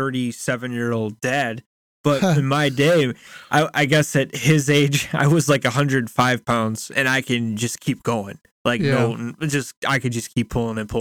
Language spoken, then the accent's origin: English; United States; I am American.